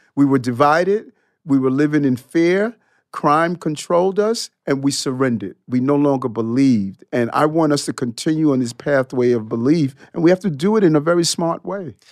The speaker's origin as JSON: {"language": "English", "town": "New York City", "region": "New York", "country": "United States", "tie": "born or raised there", "also_born_or_lived": "Brooklyn, New York", "said": "I grew up in, uh, between Brooklyn and Queens. I lived in Brooklyn until I was seven years old"}